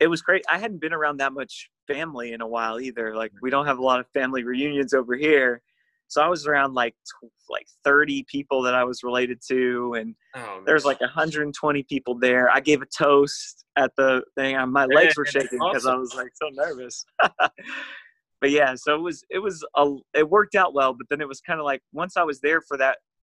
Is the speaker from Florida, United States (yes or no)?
yes; Orange Park, Florida, United States; At the church that I grew up at in Orange Park, Florida